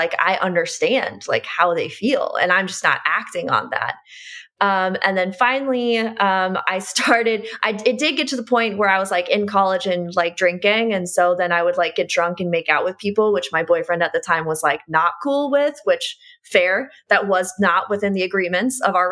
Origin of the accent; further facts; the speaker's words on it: Midwest, United States; I grew up in the Midwest.